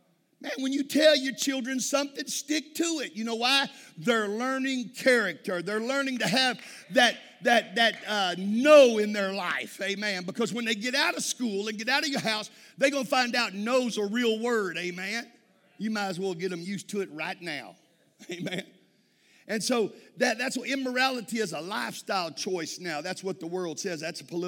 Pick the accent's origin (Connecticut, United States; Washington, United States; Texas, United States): Texas, United States; I'm from Texas.